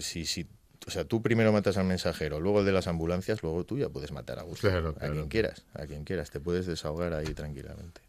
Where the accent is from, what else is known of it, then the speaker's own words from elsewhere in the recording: Gijón, Asturias, Spain; also born or lived in Zaragoza; nacido en Zaragoza y asturiano de toda la vida. Eh, mis padres me trajeron aquí cuando tenía seis meses